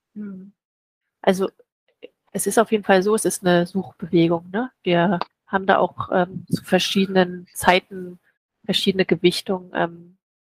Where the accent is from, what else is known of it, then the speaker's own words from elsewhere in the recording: near Schwerin, Mecklenburg-Vorpommern, Germany; moved away as an adult; also born or lived in Leipzig / Potsdam / Budapest; Ich komme aus der Nähe von Schwerin, bin also Mecklenburgerin